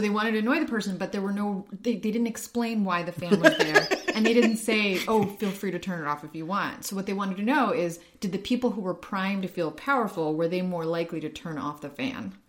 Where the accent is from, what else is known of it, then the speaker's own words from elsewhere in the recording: Ukraine; moved away; I'm from Ukraine